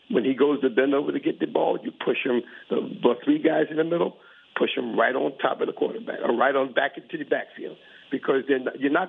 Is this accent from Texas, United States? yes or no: no; Philadelphia, Pennsylvania, United States; now in New Jersey, United States; I'm uh, right outside of Philadelphia. I'm, a, South, I'm from South Philly originally.